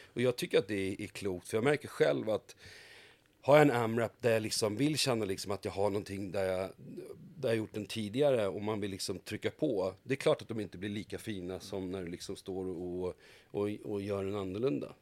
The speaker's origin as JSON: {"language": "Swedish", "town": "Haninge", "region": "Stockholm County", "country": "Sweden", "tie": "born or raised there", "said": "är född och uppvuxen ute i Haninge"}